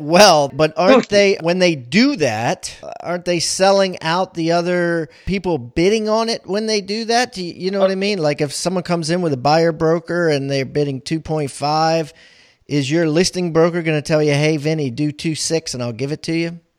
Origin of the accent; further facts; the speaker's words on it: Maryland, United States; also born or lived in Columbia, Maryland; I grew up in Maryland